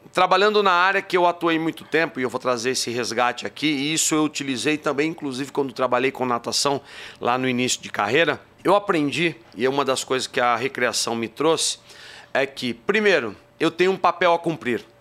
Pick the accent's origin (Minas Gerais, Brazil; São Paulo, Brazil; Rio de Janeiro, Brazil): São Paulo, Brazil; Barra Bonita; accent: interior paulista (caipira r); Vocês vão ver pelo sotaque, de vez em quando soltam uns porta-porteira, porque eu sou do interior de São Paulo, sou de uma cidadezinha chamada Barra Bonita.